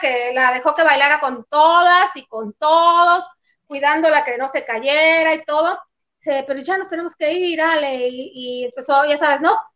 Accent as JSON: {"language": "Spanish", "country": "Mexico", "said": "Somos mestizos los mexicanos"}